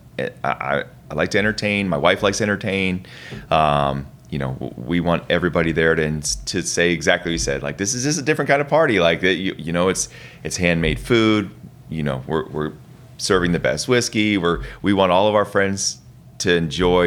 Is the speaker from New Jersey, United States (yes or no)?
yes; Egg Harbor Township, New Jersey, United States; moved away as an adult; now in Georgia, United States; I grew up in Egg Harbor Township